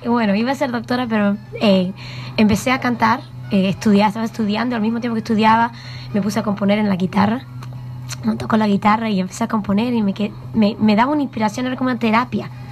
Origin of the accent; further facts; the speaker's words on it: New York, United States; Yo nací en Nueva York